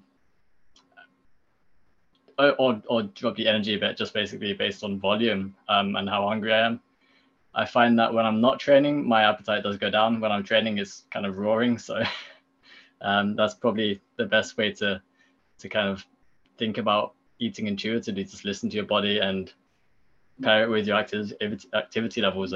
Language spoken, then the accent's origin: English; United Kingdom; I come from Britain, so I know my background